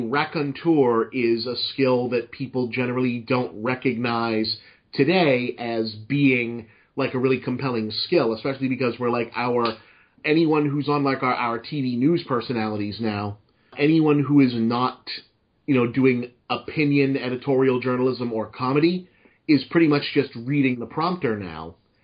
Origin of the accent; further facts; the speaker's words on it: Massachusetts, United States; accent: Boston; slipping back into my normal Boston accent